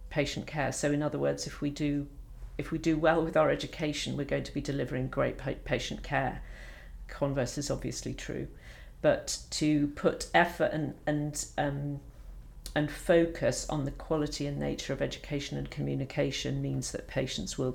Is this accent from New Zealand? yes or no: no; Edinburgh, Scotland, United Kingdom; I had the fortune of growing up in Edinburgh, which is a beautiful city.